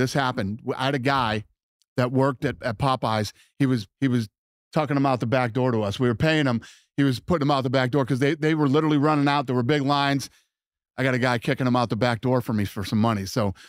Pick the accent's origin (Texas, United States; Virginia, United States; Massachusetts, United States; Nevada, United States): Nevada, United States; Las Vegas; My kids grew up. We grew up in, born and raised in Vegas, but they grew up Patriots fans.